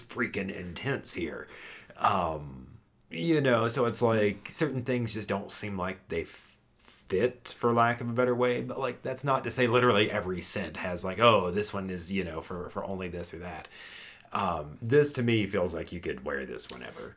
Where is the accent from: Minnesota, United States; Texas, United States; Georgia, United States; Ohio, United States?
Texas, United States; Houston; when I was a child growing up in Texas